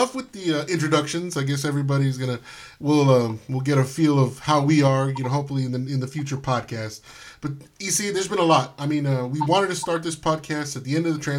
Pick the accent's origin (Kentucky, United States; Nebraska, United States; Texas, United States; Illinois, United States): Texas, United States; South; I'm from South Texas